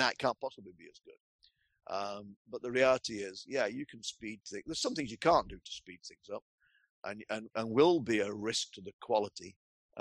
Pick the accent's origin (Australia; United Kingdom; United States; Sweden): United Kingdom; England; moved away; I am English by birth. So I am a Pom